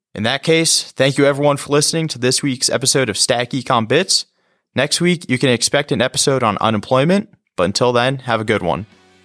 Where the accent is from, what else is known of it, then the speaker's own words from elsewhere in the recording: West Nyack, New York, United States; my hometown is West Nyack, New York